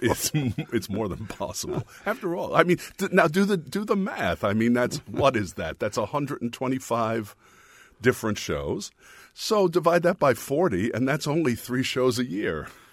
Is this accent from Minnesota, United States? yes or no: no; Jersey City, New Jersey, United States; also born or lived in New York; I was born in Jersey City